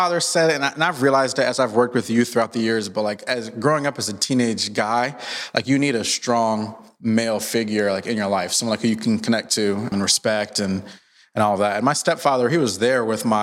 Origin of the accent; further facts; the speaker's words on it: New Jersey, United States; also born or lived in Maryland; I grew up in New Jersey. I'm an East Coast boy. Grew up in Jersey / Maryland